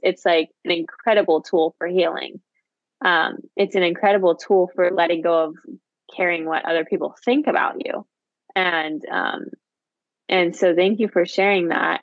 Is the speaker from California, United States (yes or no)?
yes; Santa Barbara, California, United States; moved away; I was born in Santa Barbara